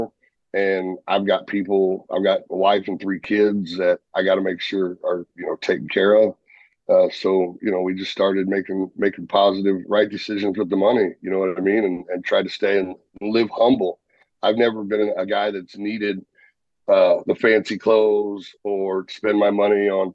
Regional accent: St. Louis, Missouri, United States; I grew up in St. Louis

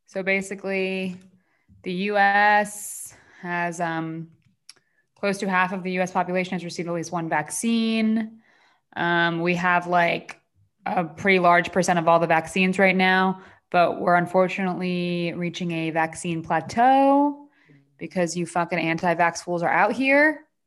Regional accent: New Jersey, United States; now in Los Angeles, United States; New Jersey, my home state

